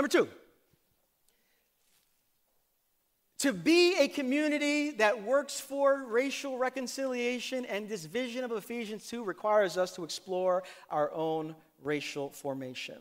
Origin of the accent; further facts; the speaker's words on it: New York City, New York, United States; Growing up in Brooklyn in my Puerto Rican family